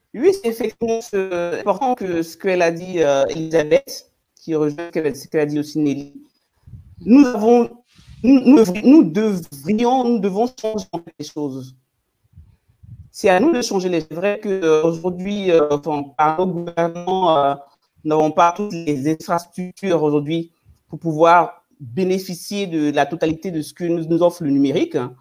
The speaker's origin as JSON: {"language": "French", "country": "Côte d’Ivoire", "said": "je viens de la Côte d'Ivoire, de ma, de, ma culture, de, mon, de ma région, nous sommes les femmes gourous de Doumé"}